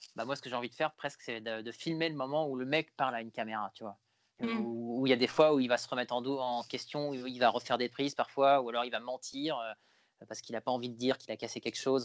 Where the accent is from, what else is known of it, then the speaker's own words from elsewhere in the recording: Paris region, Île-de-France, France; j'ai grandi en région parisienne